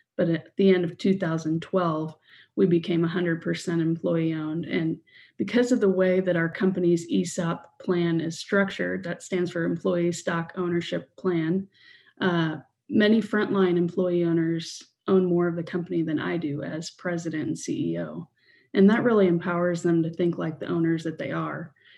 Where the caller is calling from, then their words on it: Kansas City, Missouri, United States; From Kansas City.